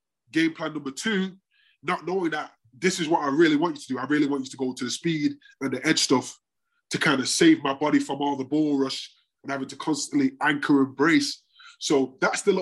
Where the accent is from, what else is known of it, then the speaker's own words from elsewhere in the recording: Manchester, North West England, United Kingdom; moved away; also born or lived in Florida; growing up in Longside